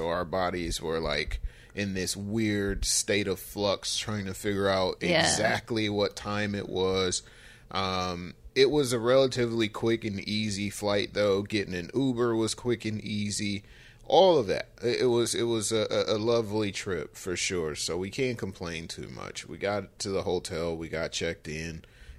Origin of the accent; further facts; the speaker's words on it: Michigan, United States; So we are from Michigan, of course, and that's, you know, Eastern Standard Time.